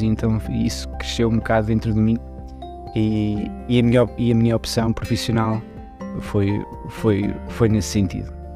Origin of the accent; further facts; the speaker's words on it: Portugal; moved away as an adult; also born or lived in Switzerland / Vila Real, Portugal; now in Luxembourg; Eu nasci na Suíça, mas uh, os meus pais e a minha família uh, foram para Portugal muito cedo, então eu cresci praticamente em Portugal